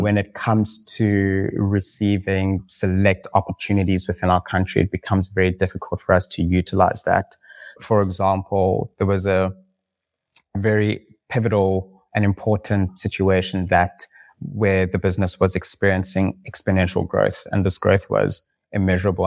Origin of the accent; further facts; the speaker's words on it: South Africa; We are a South African brand